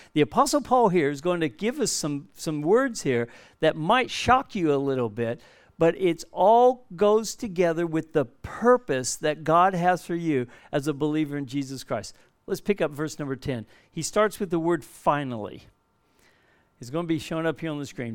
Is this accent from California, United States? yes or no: yes; Southern California, United States; moved away as an adult; now in Perth, Australia; We're from Southern California. We've been living here for over forty years now